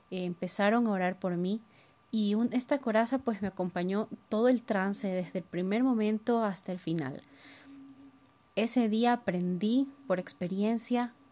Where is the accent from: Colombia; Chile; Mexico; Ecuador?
Ecuador; tengo 30 años y soy de Ecuador.